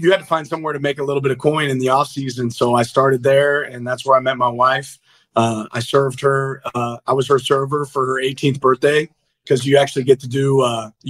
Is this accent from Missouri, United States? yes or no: yes; Kansas City, Missouri, United States; I'm a big Andy Reid fan. I'm from Kansas City